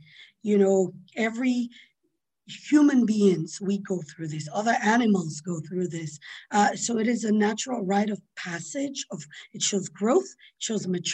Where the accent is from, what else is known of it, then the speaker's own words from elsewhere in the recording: Sierra Leone; I grew up in Sierra Leone, in West Africa